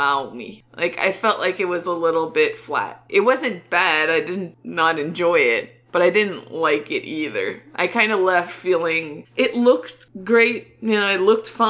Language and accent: English; Canada; as a Canadian